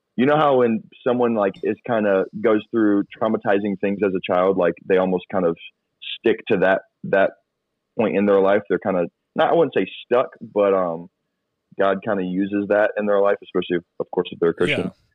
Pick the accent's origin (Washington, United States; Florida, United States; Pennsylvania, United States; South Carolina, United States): Florida, United States; also born or lived in Georgia, United States; I grew up in Florida, but I was born and raised for the first ten years of my life in Georgia